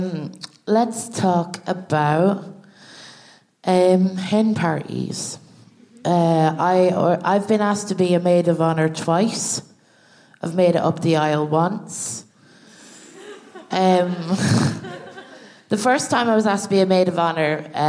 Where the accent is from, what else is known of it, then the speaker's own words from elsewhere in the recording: Ireland; us as Irish people